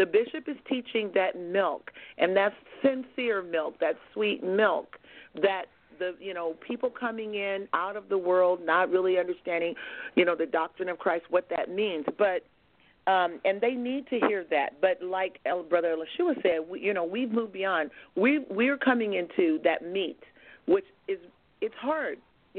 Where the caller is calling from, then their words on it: Merced, California, United States; I am calling from Merced, California.